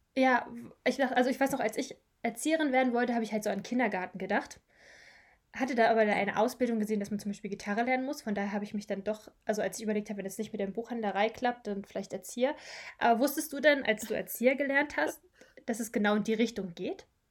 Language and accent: German; Brandenburg, Germany; moved away as an adult; now in Eutin, Germany; ich komme eigentlich auch ursprünglich, also ich komme aus Brandenburg